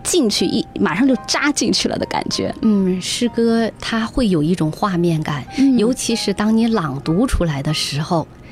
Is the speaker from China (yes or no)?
yes; China; now in Sydney, Australia; 我们在异国他乡，在中国的万里之外